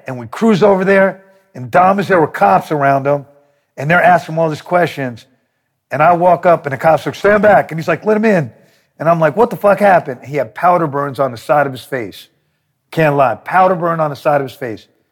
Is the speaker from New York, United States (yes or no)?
yes; New York, United States; I'm from New York